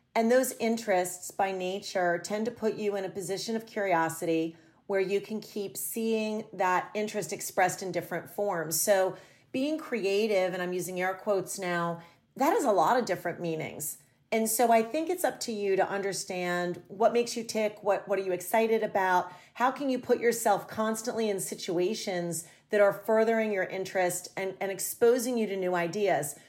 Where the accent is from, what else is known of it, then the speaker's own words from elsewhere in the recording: a small town outside of Philadelphia, Pennsylvania, United States; moved away as an adult; also born or lived in New York City; I moved to New York City from a small town that I grew up in outside of Philadelphia